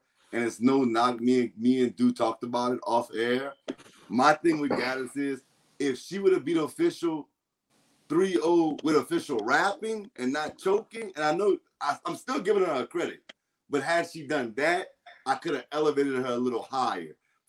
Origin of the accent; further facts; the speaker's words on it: Louisiana, United States; I'm from Louisiana. I'm from the boot. Y'all heard me?